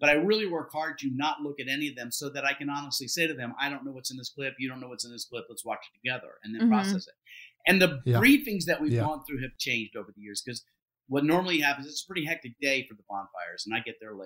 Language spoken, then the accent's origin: English; Deep South, United States; I'm Southern, like I was raised in the Deep South